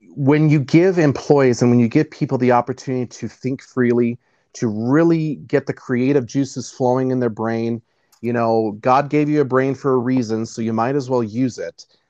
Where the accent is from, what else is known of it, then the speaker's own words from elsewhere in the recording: Nashville, Tennessee, United States; I grew up in the deep south. I grew up in uh, born and raised in Nashville, Tennessee.